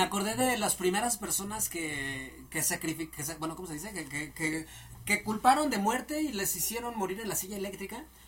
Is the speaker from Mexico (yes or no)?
yes; Mexico; nosotros como mexicanos somos una mezcla de nuestra raza indígena